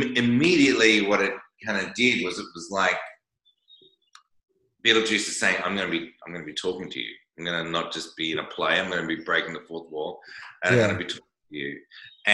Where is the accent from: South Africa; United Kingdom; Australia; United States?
Australia; I'm Australian